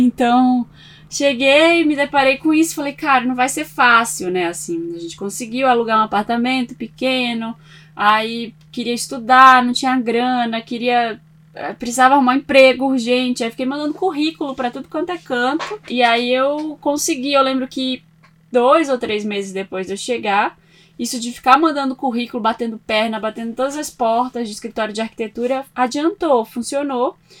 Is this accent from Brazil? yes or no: yes; Belém, Pará, Brazil; moved away as an adult; now in São Paulo, Brazil; eu sou de Belém do Pará, nasci lá, cresci muito com uma coisa de moda na cabeça